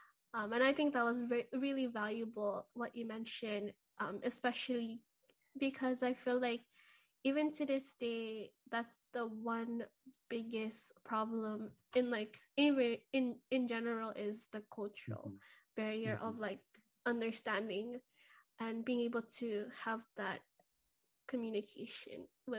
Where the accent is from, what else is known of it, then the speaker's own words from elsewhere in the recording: Philippines; And I think even as a Filipino, our biggest goals is to make sure that our families are well taken care of.